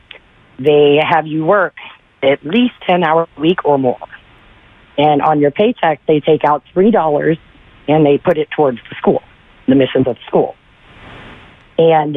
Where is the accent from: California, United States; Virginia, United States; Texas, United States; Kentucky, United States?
Kentucky, United States; I grew up in Kentucky